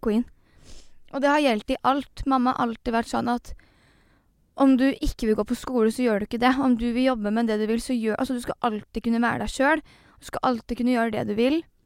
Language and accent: Norwegian; Fredrikstad, Østfold, Norway; vi i Fredrikstad